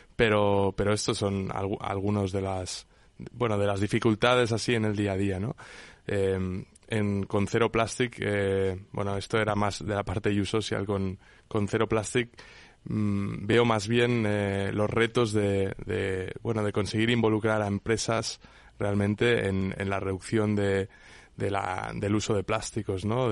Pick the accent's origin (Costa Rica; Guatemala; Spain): Spain; Menorca, Balearic Islands; yo soy de Menorca